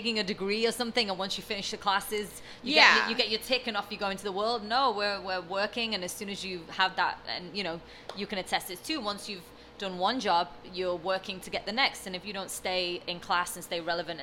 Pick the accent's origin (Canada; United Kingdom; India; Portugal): United Kingdom; London; born or raised there; moved away as an adult; now in Los Angeles, United States